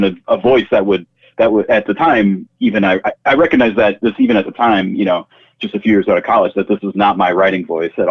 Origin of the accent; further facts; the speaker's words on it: Green Bay, Wisconsin, United States; I'm a Green Bay native, and I was lucky enough to have my first job out of college be back at my hometown paper.